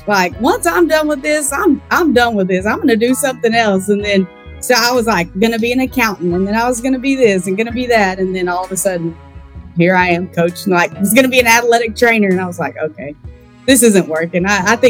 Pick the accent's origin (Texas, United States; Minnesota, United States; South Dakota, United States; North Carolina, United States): Texas, United States; Plainview; born or raised there